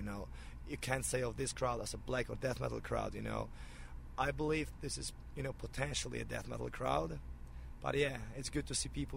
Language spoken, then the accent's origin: English; Poland; now in United States; my home country